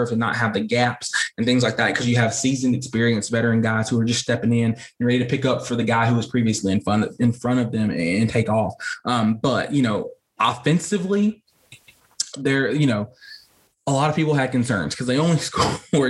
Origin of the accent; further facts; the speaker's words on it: near North Hall High School, Georgia, United States; North Hall High School near my hometown